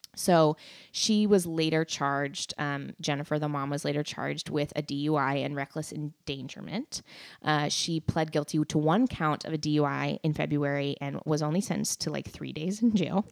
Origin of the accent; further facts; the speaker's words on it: McMinnville, Oregon, United States; where I grew up in McMinnville, Oregon